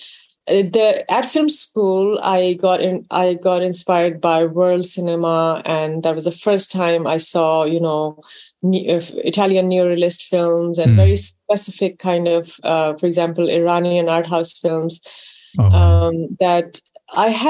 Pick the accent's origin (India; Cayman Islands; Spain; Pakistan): Pakistan; Karachi, Sindh; moved away; also born or lived in London; So I grew up in Pakistan.